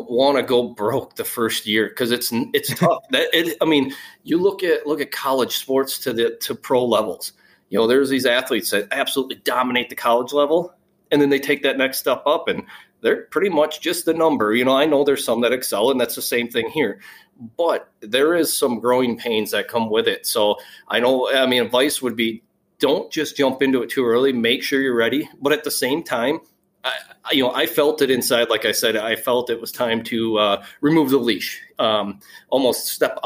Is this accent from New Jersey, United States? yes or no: no; Wisconsin, United States; I'm from Wisconsin